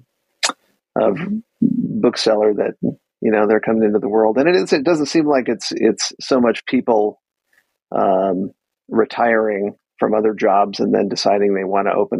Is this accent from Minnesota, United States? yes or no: yes; Minneapolis, Minnesota, United States; now in Los Angeles, United States; I grew up in Minneapolis